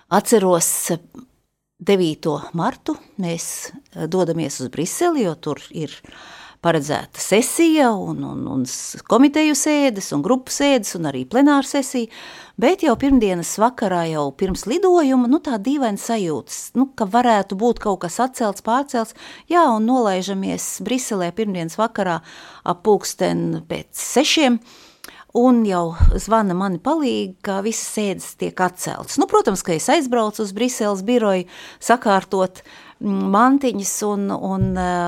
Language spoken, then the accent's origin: Latvian; Jelgava, Zemgale, Latvia; also born or lived in Brussels, Belgium; now in Riga, Latvia; Es esmu dzimusi Jelgavā